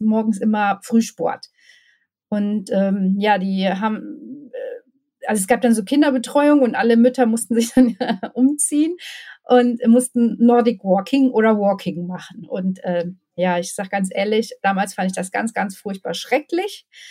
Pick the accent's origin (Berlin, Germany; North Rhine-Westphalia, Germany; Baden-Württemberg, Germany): North Rhine-Westphalia, Germany; Ruhr area; now in Bochum, Germany; Ich bin ähm, ein echtes Ruhrpott-Blag, sagt man hier. Ähm, bin im Ruhrpott geboren, ähm, habe schon in verschiedenen Ruhrpottstädten gewohnt